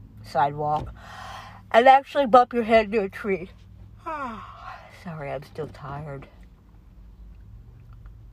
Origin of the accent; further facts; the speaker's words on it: United States; We're American citizens